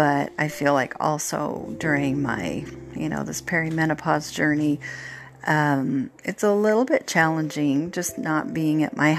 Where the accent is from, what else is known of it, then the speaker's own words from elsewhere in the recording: Oregon, United States; moved away; I grew up in Oregon, my husband as well